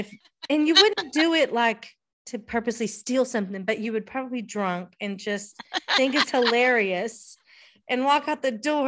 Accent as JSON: {"language": "English", "region": "Texas", "country": "United States", "accent": "Texas", "said": "my Texas accent came out."}